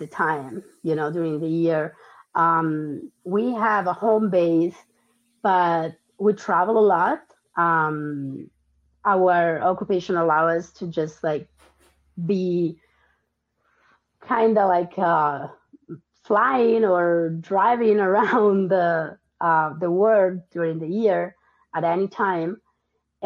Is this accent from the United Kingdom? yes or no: no; Tuscany, Italy; moved away as an adult; also born or lived in Argentina / Milan, Italy; now in United States; I was born in Argentina. I moved to Italy when I was 3. I grew up in Tuscany. Then I went to college in Milan.